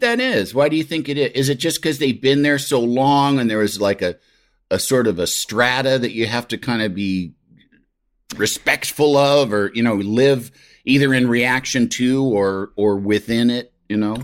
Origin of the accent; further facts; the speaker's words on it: Midwest, United States; as a Midwesterner